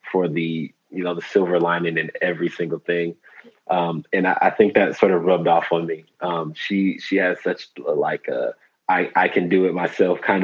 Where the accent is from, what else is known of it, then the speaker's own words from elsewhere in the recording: Detroit, Michigan, United States; moved away as an adult; also born or lived in Italy; now in Spain; I grew up in Detroit, Michigan